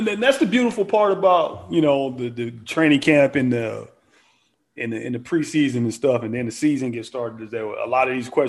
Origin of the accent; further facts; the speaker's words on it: Chicago, Illinois, United States; I'm from the Chi, right? But I'm from the West Side.